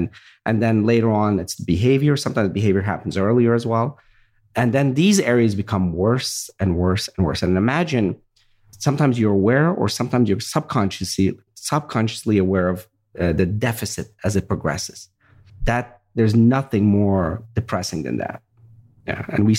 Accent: Virginia, United States; same background. My grandfather, same thing. We grew up in Virginia, and I remember we had a farm

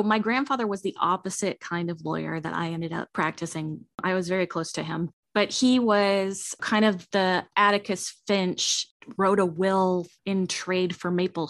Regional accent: Denver, Colorado, United States; born there; Well, I was born in Denver.

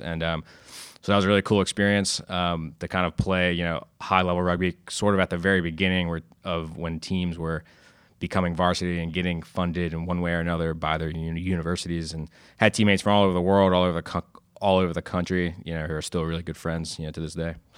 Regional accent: Westminster, Maryland, United States; I grew up in Westminster, Maryland

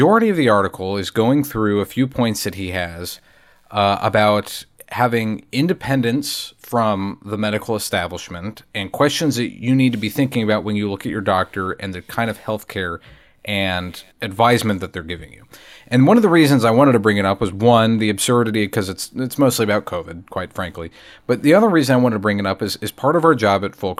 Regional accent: North Carolina, United States; also born or lived in United Kingdom; my time growing up in North Carolina

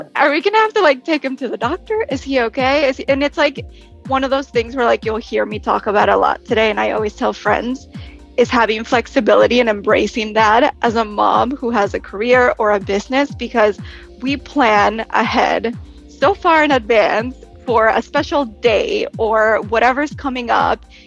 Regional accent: Texas, United States; moved away as an adult; now in New York, United States; I'm originally from Texas, moved to New York after graduating college

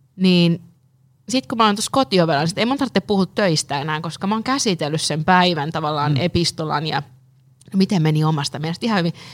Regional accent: Lapland, Finland; now in Helsinki, Finland; mä oon Lapista kotoisin

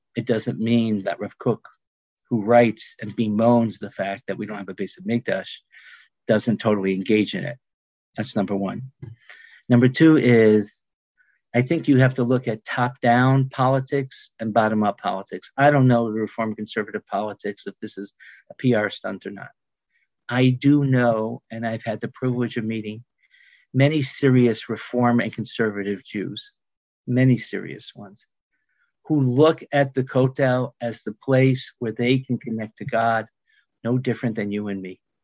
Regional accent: Mount Clemens, Michigan, United States; I was born in Mount Clemens, Michigan

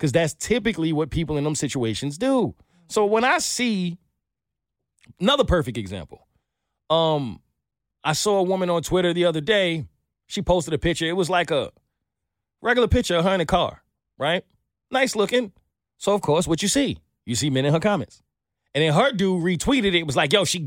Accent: New York, United States; I'm from New York

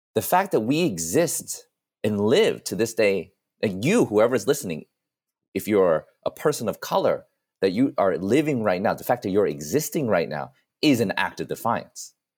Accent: New York City, New York, United States; Columbia was only, like, a twenty-minute cab ride away from where I grew up in New York

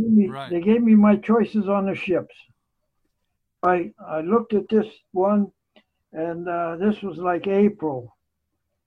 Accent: southwestern Pennsylvania, United States; moved away as an adult; also born or lived in Calumet, Pennsylvania / Lemont Furnace, Pennsylvania; now in Rochester, United States; I was born in Calumet, Pennsylvania. It's a little coal mining town in southwestern Pennsylvania. My dad was a coal miner, and we moved from mine to mine whenever there was work

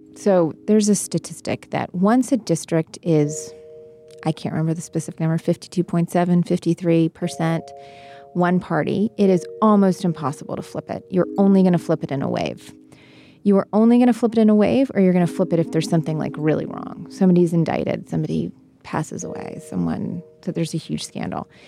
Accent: West Virginia, United States; I'm from West Virginia

